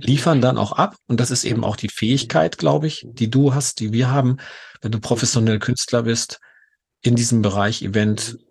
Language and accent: German; Gelsenkirchen, North Rhine-Westphalia, Germany; Ich bin in Gelsenkirchen geboren, im Ruhrgebiet